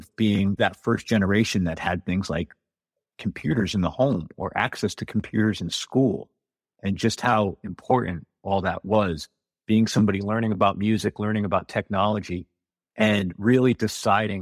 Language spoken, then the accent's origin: English; outside of New Haven, Connecticut, United States; moved away as an adult; also born or lived in New York; now in Normandy Park, United States; I'm originally from Connecticut, outside of New Haven, and I spent the better part of 20 years from the mid-90s to a few years ago in New York.